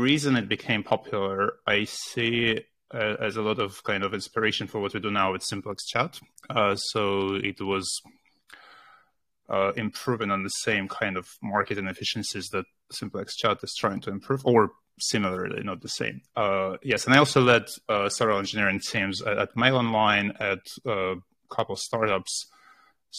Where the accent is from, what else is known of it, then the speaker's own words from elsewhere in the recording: Russia; moved away as an adult; now in United Kingdom; I was born in Russia